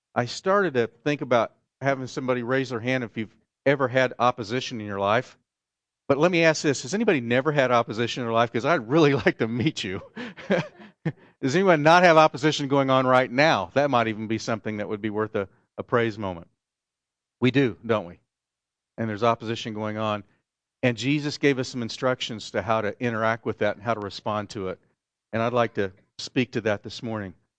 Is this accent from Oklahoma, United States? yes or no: yes; Oklahoma, United States; moved away; where I grew up in Oklahoma